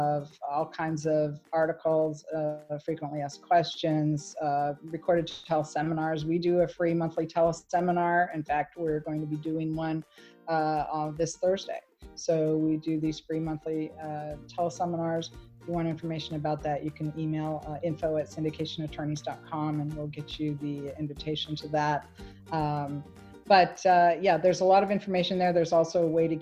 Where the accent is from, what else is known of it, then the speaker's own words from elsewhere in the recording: Michigan, United States; moved away; I came from Michigan